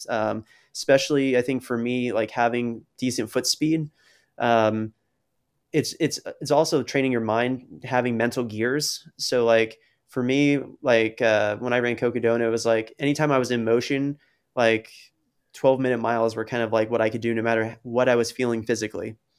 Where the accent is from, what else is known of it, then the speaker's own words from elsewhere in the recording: New Jersey, United States; now in Rhode Island, United States; New Jersey, which is, like, my home state